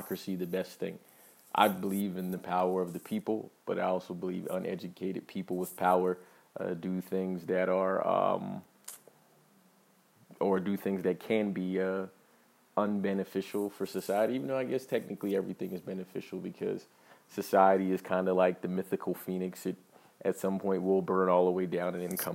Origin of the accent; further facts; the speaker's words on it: United States; I'm an American